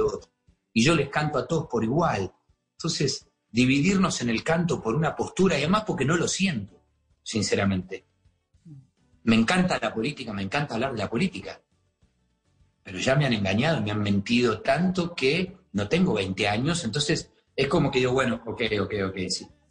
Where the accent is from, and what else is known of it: Argentina; now in Miami, United States